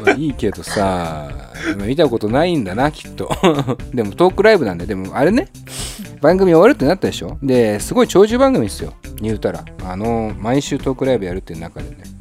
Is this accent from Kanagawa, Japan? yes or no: no; Setagaya, Tokyo, Japan; 本当35年ぶりに僕、世田谷区出身なんですけど、世田谷を出まして